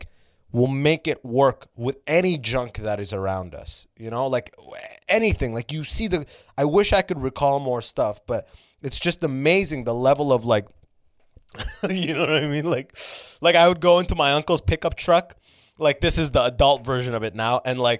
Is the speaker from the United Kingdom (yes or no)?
no; Canada; also born or lived in Sudan / Muscat, Oman; like, I was born in Sudan, and I left Sudan when I was 3. Like, you know, obviously with my family, I wasn't, like, the most fucking driven infant. We went to Oman, like, Muscat, Middle East for 3 years, and then moved to Canada when I was 6.